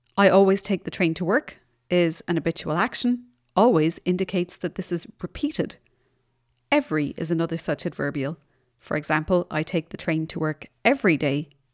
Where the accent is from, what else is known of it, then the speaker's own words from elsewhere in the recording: Ireland; now in Germany; I'm in Germany, but I come from Ireland